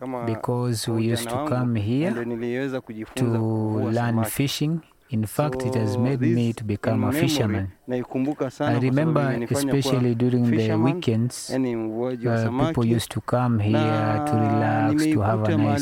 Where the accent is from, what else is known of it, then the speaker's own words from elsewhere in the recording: Lindi, Nairobi, Kenya; I am born and bred in Lindi. I am 82 years of age.